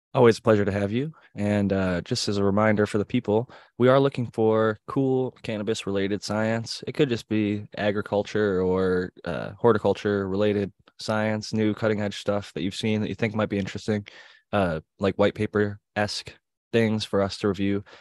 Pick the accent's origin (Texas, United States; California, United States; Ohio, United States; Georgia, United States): Ohio, United States; Cleveland; I'm from Cleveland.